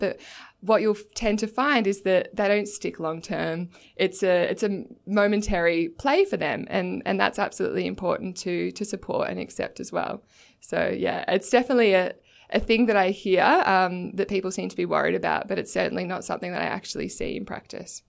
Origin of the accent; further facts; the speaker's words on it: Torquay, Victoria, Australia; I'm from Torquay in Victoria